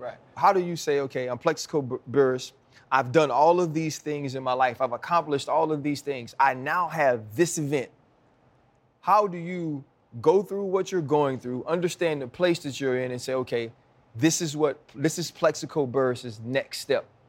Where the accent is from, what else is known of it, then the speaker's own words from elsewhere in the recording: Louisiana, United States; I'm from Louisiana